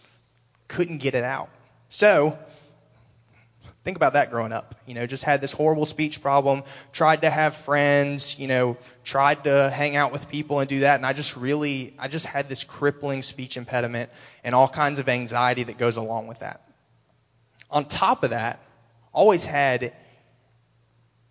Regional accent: Raleigh, North Carolina, United States; moved away as an adult; I'm from Raleigh, North Carolina originally. I lived there for 20 years. Had a pretty average childhood growing up

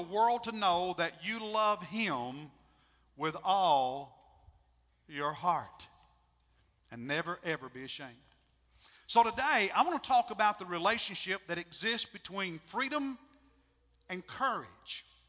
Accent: United States; I'm an American

